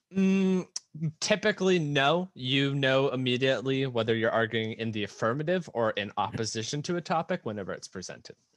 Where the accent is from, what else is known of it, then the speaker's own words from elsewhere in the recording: United States; being an American